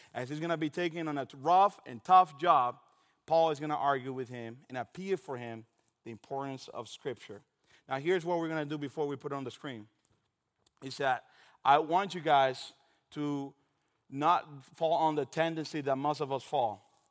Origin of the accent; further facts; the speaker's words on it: Dominican Republic; moved away; I am originally from Dominican Republic